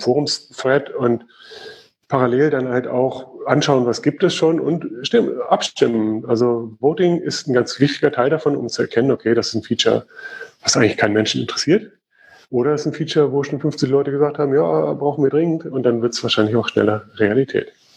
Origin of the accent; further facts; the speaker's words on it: Germany; Bei uns in Deutschland